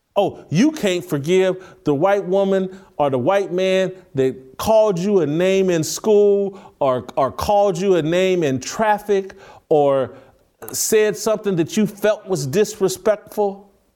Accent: United States; I'm grateful for being an American

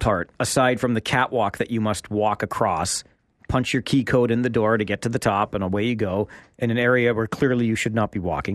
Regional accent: Kitchener, Ontario, Canada; growing up in Kitchener, I followed the Ontario Hockey League.

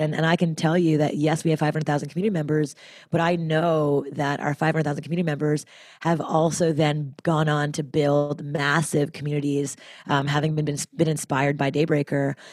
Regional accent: Montreal, Quebec, Canada; now in United States; as a Canadian, uh, from Montreal, I, you know, moving to America

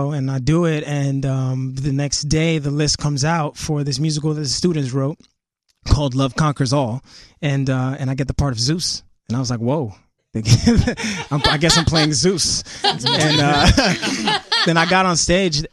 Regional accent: New York City, New York, United States; I grew up in Bushwick, Brooklyn

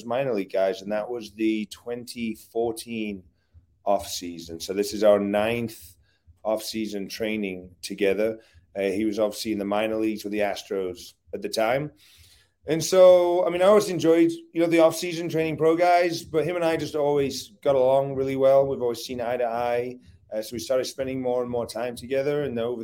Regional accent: England, United Kingdom; moved away as an adult; now in United States; I grew up in England

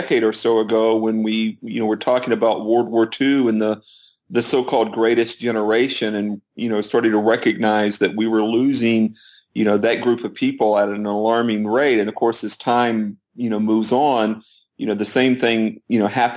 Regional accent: Florida, United States; I grew up in Florida

